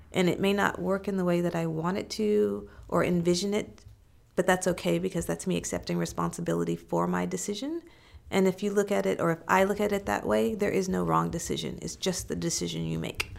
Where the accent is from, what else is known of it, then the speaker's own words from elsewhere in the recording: Missouri, United States; I was born in Missouri, so I was born in the Show Me state